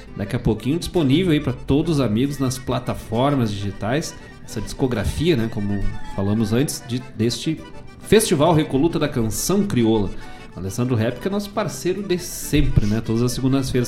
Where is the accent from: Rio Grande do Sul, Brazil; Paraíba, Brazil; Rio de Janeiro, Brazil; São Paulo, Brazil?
Rio Grande do Sul, Brazil; Bom Jesus; moved away; Bom Jesus, lá na minha cidade natal, lá nas, nos campos de cima da serra